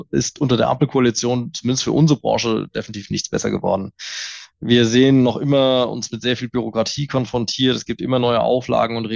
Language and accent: German; Mainz, Rhineland-Palatinate, Germany; als, als Mainzer hier aus dem guten Rheinhessen den Wein einfach doch zu sehr.